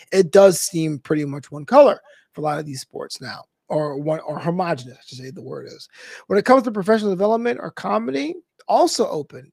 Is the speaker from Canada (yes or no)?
no; New York City, New York, United States; I'm a brother from Brooklyn